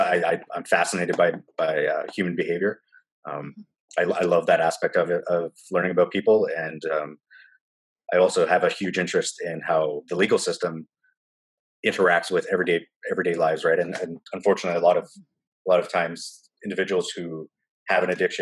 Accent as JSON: {"language": "English", "town": "Timmins", "region": "Ontario", "country": "Canada", "tie": "born or raised there", "also_born_or_lived": "Guelph, Ontario", "moved": "as an adult", "lives_now": "Kitchener, Canada", "said": "I currently live in Kitchener, Ontario, Canada. I grew up in Timmins, Ontario"}